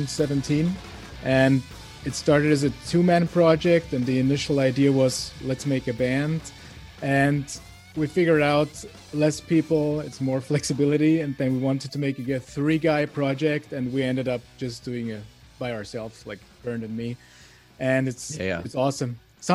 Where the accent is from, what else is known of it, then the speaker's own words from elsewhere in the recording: Vienna, Austria; English is a second language; I'm from Vienna, but all of my bands and customers are from all over the world, but nobody was from Austria.